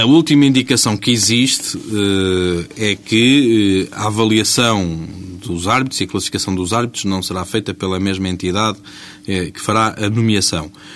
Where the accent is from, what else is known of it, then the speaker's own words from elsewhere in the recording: Portugal; quando nós saímos do nosso país e dizemos que somos portugueses